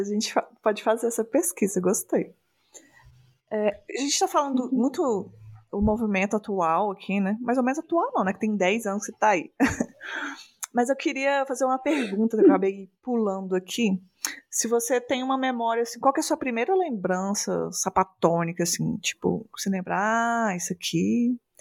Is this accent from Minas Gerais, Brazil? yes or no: yes; Minas Gerais, Brazil; eu sou aqui de Minas Gerais